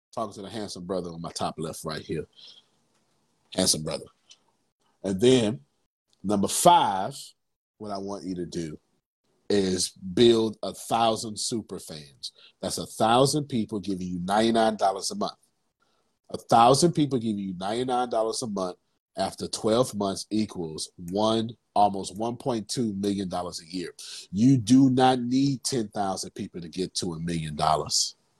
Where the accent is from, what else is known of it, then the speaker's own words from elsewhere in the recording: Texas, United States; I'm from Texas